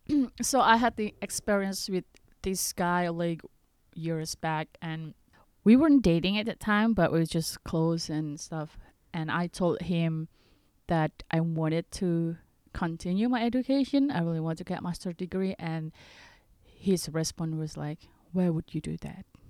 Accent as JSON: {"language": "English", "country": "Indonesia", "said": "from Indonesia."}